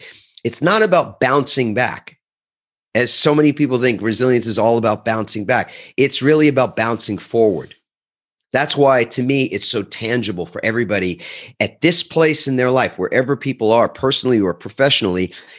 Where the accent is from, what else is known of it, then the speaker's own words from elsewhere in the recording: New York, United States; And I'm originally from the East Coast of the United States, New York. And as my brethren from that area would probably say